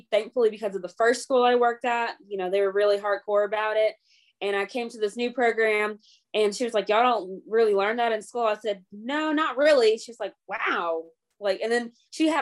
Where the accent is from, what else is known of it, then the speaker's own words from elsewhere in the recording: the South, United States; I'm from the South